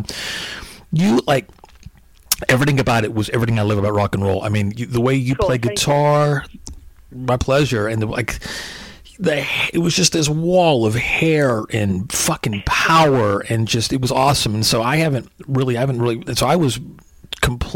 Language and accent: English; Fort Worth, Dallas area, Texas, United States; moved away as an adult; also born or lived in New York; I grew up in Texas, and actually I'm in Dallas actually right now.